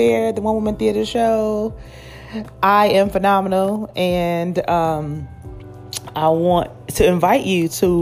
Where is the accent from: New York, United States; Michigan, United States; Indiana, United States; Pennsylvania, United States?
Pennsylvania, United States; Philadelphia; I'm from Philly.